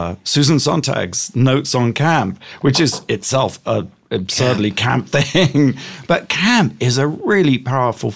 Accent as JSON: {"language": "English", "town": "Gosport", "region": "South East England", "country": "United Kingdom", "tie": "born or raised there", "moved": "as an adult", "lives_now": "United States", "said": "I grew up in England"}